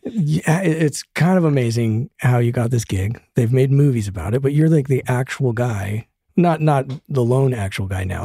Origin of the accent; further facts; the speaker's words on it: Denver, Colorado, United States; now in Los Angeles, United States; I'm from Denver, so there was this little cow town out in the middle of nowhere.